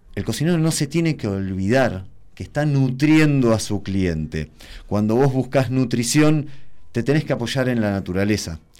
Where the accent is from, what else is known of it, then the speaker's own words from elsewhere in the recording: Tres Arroyos, Buenos Aires Province, Argentina; moved away as an adult; now in Mendoza, Argentina; yo soy nacido en Tres Arroyos, sur de la provincia de Buenos Aires